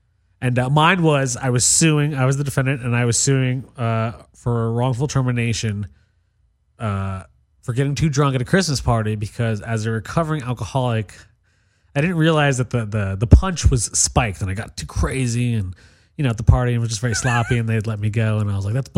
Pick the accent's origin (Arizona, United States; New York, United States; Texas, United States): New York, United States; I'm from New York.